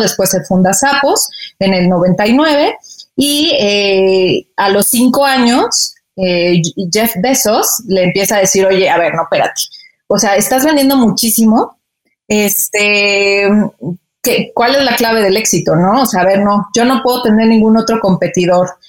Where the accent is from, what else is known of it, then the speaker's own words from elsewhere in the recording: Mexico; moved away as an adult; ya extrañaba a mi familia, pues los taquitos también, ¿no? Entonces, este, pues regresé a México